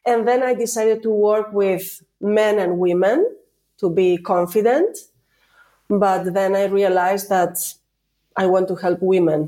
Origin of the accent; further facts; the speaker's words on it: Spain; accent: Spanish; English is a second language; now in Greece; I'm Spanish from Spain. I am the European side of the family, of the group. But I'm located in Greece